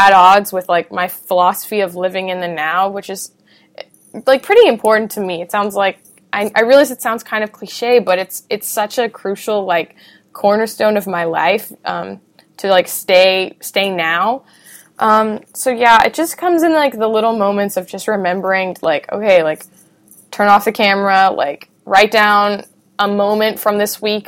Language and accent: English; United States; I grew up in America